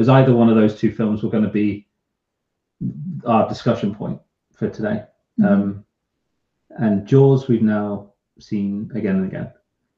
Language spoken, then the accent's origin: English; London, United Kingdom; London, I'll say so. Keep off the grass, and you say keep off the grass.